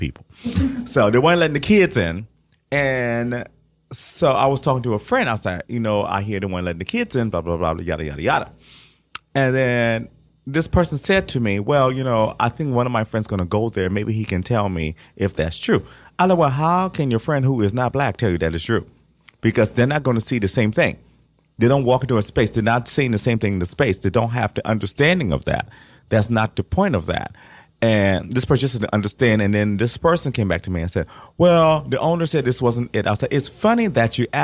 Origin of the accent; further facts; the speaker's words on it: Ohio, United States; growing up in Ohio